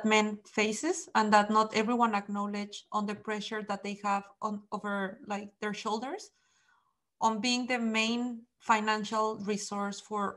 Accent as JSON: {"language": "English", "country": "Mexico", "moved": "yes", "lives_now": "Netherlands", "said": "I am from Mexico"}